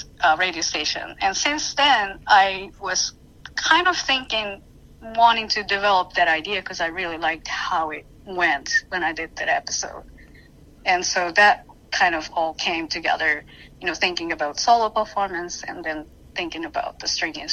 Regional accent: Japan; moved away; I'm from Japan

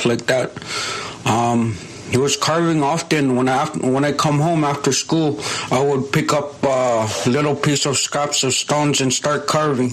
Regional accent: Cape Dorset, Nunavut, Canada; I am from Cape Dorset, Nunavut

